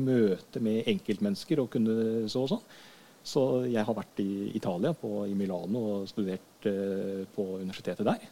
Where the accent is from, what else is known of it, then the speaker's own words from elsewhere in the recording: Skien, Telemark, Norway; also born or lived in Hønefoss; oppvekst og sånt har jeg fra Skien. Ja. Det er der jeg har min oppvekstbakgrunn.